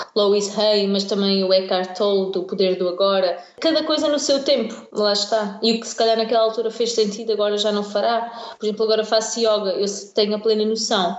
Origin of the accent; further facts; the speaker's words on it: Algarve, Portugal; moved away as an adult; now in Barcelos, Portugal; sou do Algarve, mais propriamente da Vira, e estou a viver perto de Braga, em Barcelos